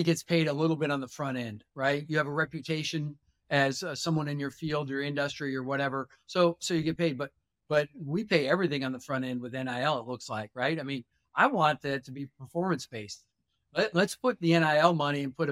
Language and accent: English; Doland, South Dakota, United States; moved away; also born or lived in Bismarck, North Dakota; I grew up in Dolan, South Dakota